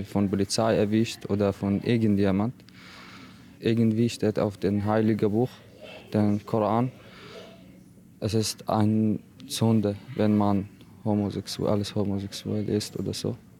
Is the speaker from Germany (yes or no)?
no; Iraq; German is a second language; now in Austria; Ich habe viel Schwierigkeit in meiner Heimat erlebt, mit meiner Familie. Also in Irak, wir leben in clanmäßig Community